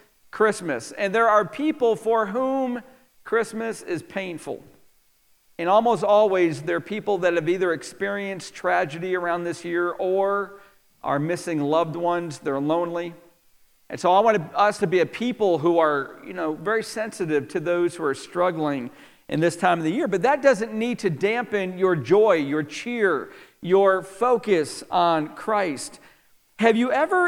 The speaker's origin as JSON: {"language": "English", "town": "DeRuyter", "region": "New York", "country": "United States", "tie": "born or raised there", "moved": "yes", "said": "I grew up outside of Syracuse, New York, in a very little town called DeRuyter, New York."}